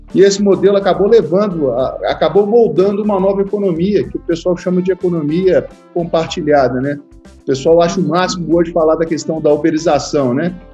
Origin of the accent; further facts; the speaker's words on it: Minas Gerais, Brazil; eu sou mineiro